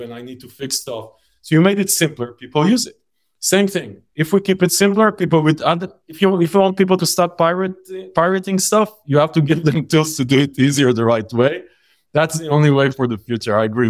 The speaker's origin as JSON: {"language": "English", "country": "Israel", "tie": "born or raised there", "said": "We grew up in Israel"}